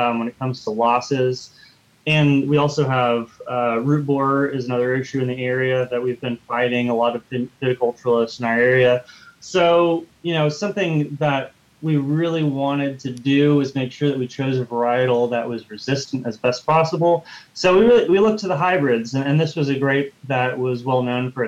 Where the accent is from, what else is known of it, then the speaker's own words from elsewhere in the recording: California, United States; now in North Carolina, United States; I'm from the desert, so I'm actually from California